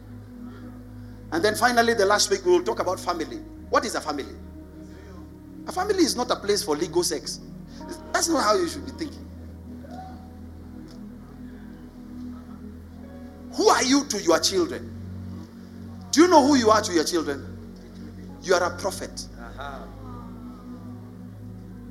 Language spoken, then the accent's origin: English; Nairobi, Kenya; I grew up in the ghetto. I grew up in Eastlands.